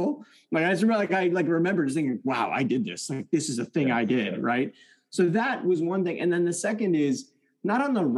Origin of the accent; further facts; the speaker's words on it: East Lansing, Michigan, United States; first language French; English is a second language; my family had immigrated to the United States. We moved to East Lansing, Michigan, home of the Spartans. It was my first time in an American school. I didn't speak English. My first language was French